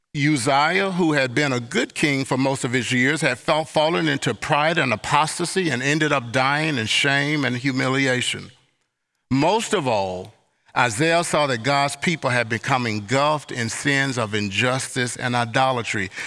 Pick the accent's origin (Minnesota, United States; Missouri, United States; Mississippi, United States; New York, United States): Mississippi, United States; moved away; also born or lived in Southwest United States; I'm from Long, Hot, Sweaty, Mississippi Summers and Attic Fans